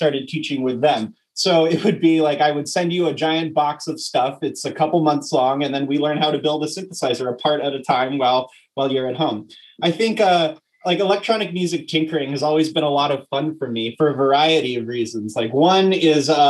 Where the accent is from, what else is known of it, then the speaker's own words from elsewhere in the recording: New York City, New York, United States; now in Berkeley, United States; I'm originally from New York City. Where I grew up in the American folk music tradition